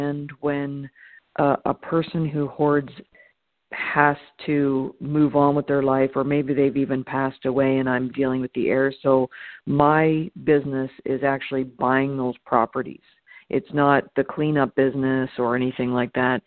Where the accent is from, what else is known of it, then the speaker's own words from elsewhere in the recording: Toronto, Ontario, Canada; moved away as an adult; now in Los Angeles, United States; I'm originally from Toronto, Canada.